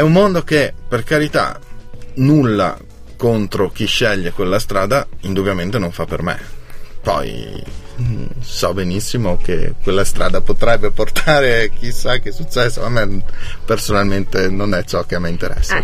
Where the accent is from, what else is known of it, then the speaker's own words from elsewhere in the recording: Lavis, Trentino-Alto Adige, Italy; Io sono di Lavis